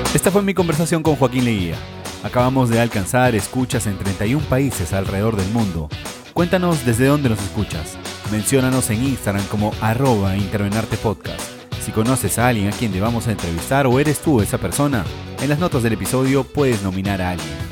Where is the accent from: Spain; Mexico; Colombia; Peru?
Peru; Trujillo, La Libertad; crecí en, Trujillo, en Monserrate